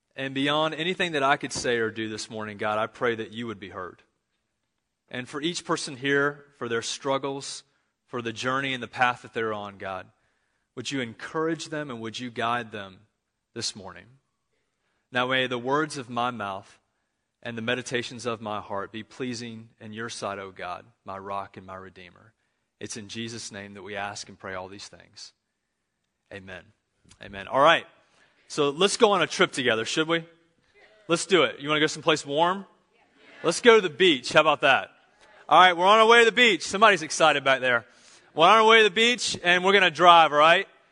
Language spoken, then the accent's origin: English; Charlotte, North Carolina, United States; I'm from Charlotte, North Carolina